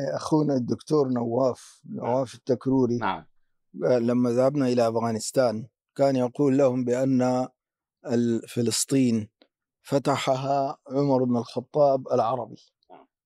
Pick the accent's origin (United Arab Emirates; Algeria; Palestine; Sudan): Sudan; عندنا في السودان